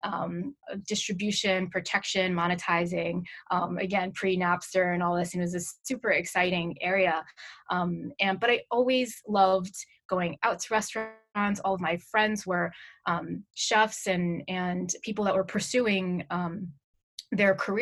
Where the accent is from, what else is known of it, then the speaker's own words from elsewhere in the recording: New York, United States; I'm born and raised in New York, in the Manhattan area